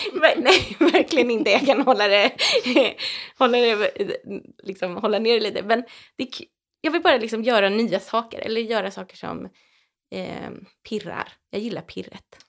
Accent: Täby, Stockholm County, Sweden; moved away as an adult; also born or lived in Teddington, London; now in Vimmerby, Sweden; sen är jag uppväxt i Täby utanför Stockholm

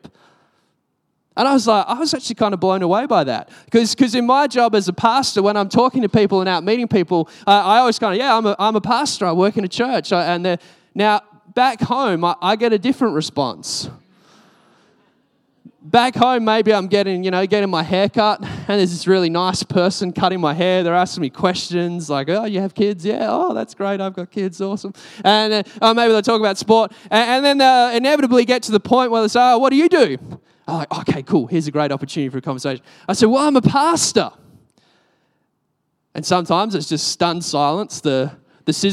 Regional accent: Australia; I'm Australian.

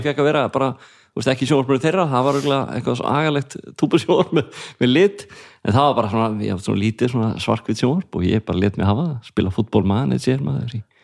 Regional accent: Reykjavík, Capital Region, Iceland; also born or lived in Garðabær; ólst upp í Breiðholtinu

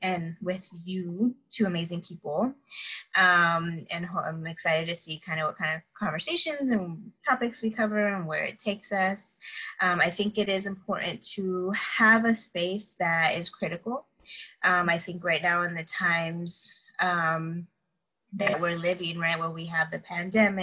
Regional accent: San Antonio, Texas, United States; also born or lived in Houston, Texas / Atlanta, Georgia; now in Austin, United States; I was actually born in Houston, but raised in San Antonio, South Texas

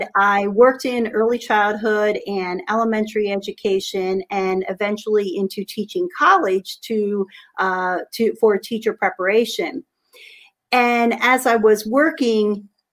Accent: Harrisburg, Pennsylvania, United States; I grew up actually in Harrisburg, Pennsylvania, the same area that I'm in. Only live about 5 miles away from my childhood home.

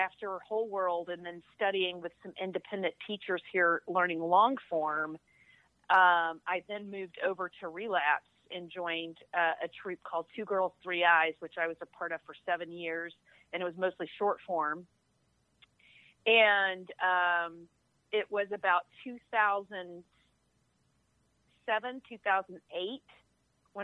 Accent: Alabama, United States; moved away as an adult; now in Atlanta, United States; I'm from Alabama, so, you know, I got some redneck in me too.

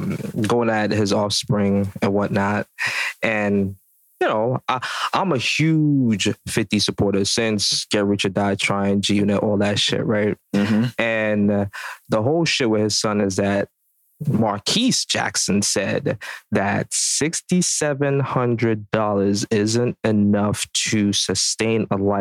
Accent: Jamaica; As a Jamaican, bro

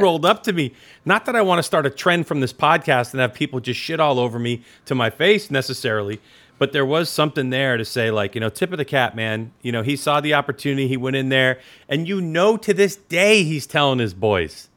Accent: Northeast, United States; moved away; I'm originally from the Northeast

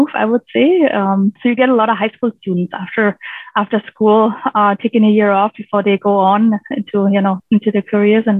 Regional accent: Germany; now in British Columbia, Canada; I grew up on a farm in rural in Germany, rural Germany, and really close to the Baltic Sea

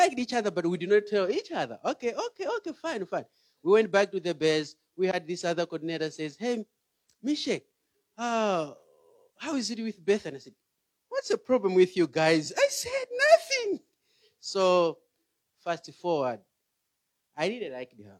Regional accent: Malawi; moved away; I'm from Malawi

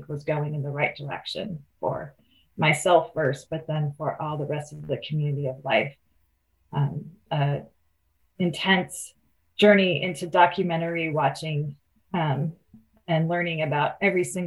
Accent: Oakland, California, United States; I grew up in the Oakland Hills, I had a view from my bedroom window of the entire Bay Area.

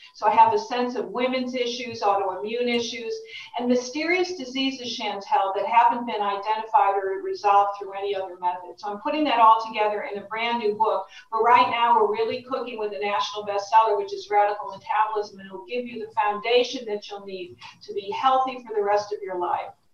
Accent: Connecticut, United States; Connecticut, my home state. So, as a fellow New Englander

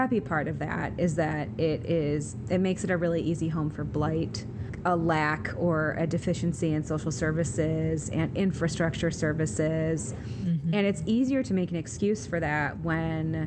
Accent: Detroit, Michigan, United States; I was raised in Detroit

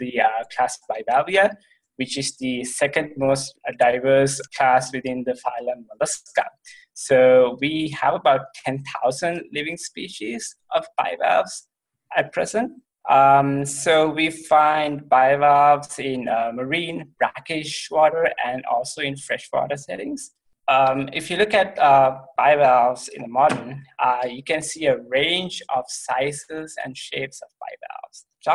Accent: Sri Lanka; moved away as an adult; also born or lived in Ohio, United States; now in Columbia, Missouri, United States; I'm from Sri Lanka, which is a very beautiful country just to the south of India

